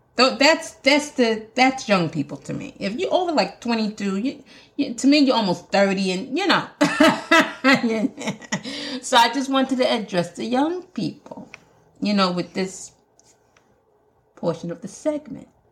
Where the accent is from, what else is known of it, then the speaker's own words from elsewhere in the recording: Jamaica; accent: Jamaican; my Jamaican accent's coming